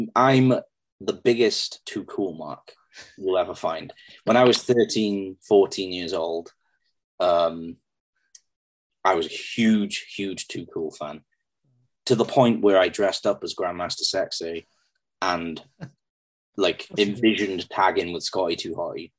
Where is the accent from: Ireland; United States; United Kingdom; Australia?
United Kingdom; Pembroke, Wales; i'm going to be working in front of my hometown